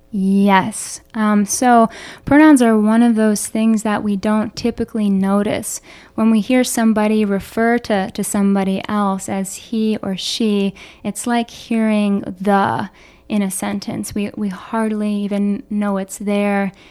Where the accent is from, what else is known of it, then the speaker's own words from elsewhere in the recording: Philadelphia, Pennsylvania, United States; moved away as an adult; also born or lived in Boulder, Colorado; now in Chicago, United States; growing up in Philadelphia with two mental health professionals